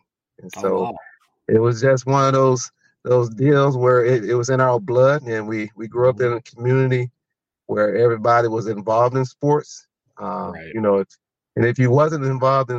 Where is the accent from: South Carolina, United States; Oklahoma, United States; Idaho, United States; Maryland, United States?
South Carolina, United States; Waterloo; moved away as an adult; also born or lived in Minnesota / Canada; I'm from a little town just south of Lawrence. So Lawrence is where we went to high school, okay. But my hometown is Waterloo